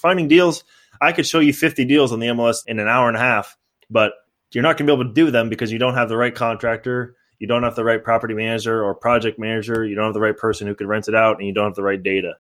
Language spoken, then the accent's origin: English; San Mateo, California, United States; moved away as an adult; now in Los Angeles, United States; I grew up in San Mateo, and then now I live in Los Angeles